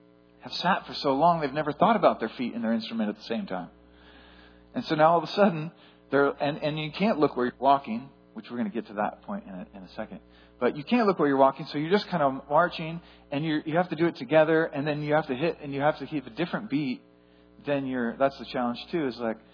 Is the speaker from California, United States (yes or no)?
yes; Etna, California, United States; growing up in Etna, California